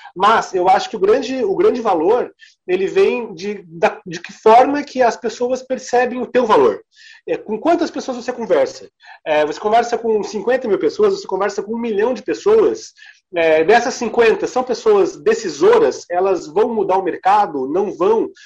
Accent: Santa Catarina, Brazil; also born or lived in Paraná / Rio Grande do Sul; E eu, como catarinense também, apesar de eu ter toda a minha família gaúcha e ter morado muito tempo no Paraná

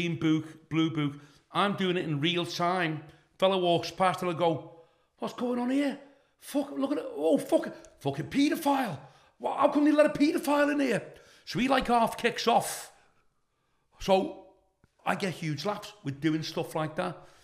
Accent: Liverpool, North West England, United Kingdom; I'm from Kensington

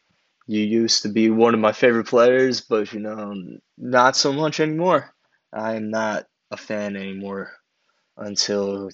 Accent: Long Island, New York, United States; growing up in Long Island

